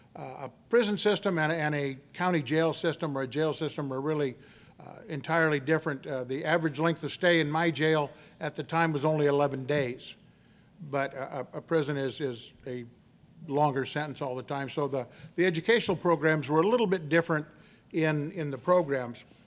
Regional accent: Victoria, Texas, United States; also born or lived in Corpus Christi, Texas; I was born in Corpus Christi, Texas, but I was raised the majority of my youth in Victoria, Texas

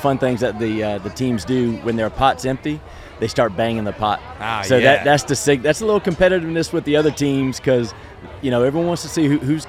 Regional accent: North Carolina, United States; moved away as an adult; now in New Iberia, United States; I grew up in North Carolina and came to LSU, Louisiana State University

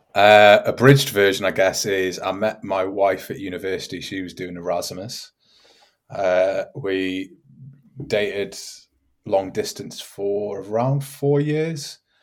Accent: Newcastle upon Tyne, North East England, United Kingdom; moved away as an adult; now in Augsburg, Germany; Newcastle upon Tyne

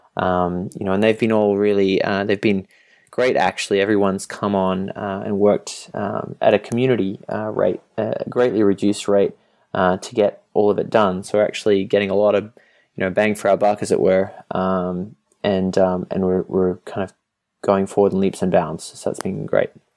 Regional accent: Australia; moved away as an adult; also born or lived in Europe; now in Boston, United States; I'm from Australia and previous to this Europe

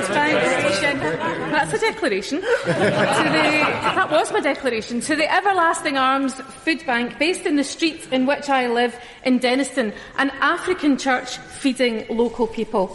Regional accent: Greenock, Scotland, United Kingdom; moved away as an adult; also born or lived in Port Glasgow; now in Glasgow, United Kingdom; Despite having lived in Glasgow all of my adult life, I grew up in Greenock and Port Glasgow, shipbuilding towns

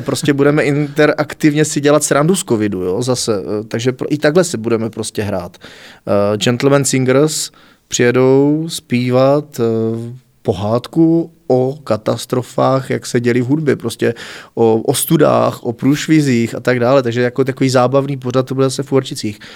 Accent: Znojmo, South Moravian Region, Czechia; also born or lived in Šanov; Narodil jsem se v Šanově, ale v zápětí do druhé třídy jsem se stěhoval už do Znojma

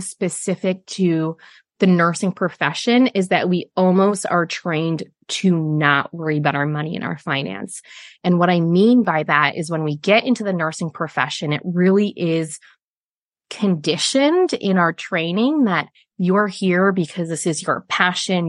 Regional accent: Chicago, Illinois, United States; moved away as an adult; now in Sydney, Australia; I'm from Chicago

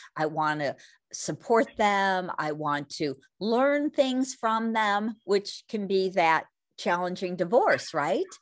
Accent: California, United States; growing up in California, back in the sixties, seventies, and eighties

